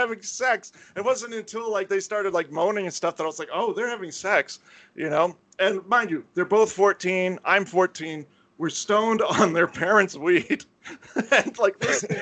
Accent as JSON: {"language": "English", "region": "Florida", "country": "United States", "tie": "born or raised there", "said": "the area I grew up in Florida was kind of scuzzy"}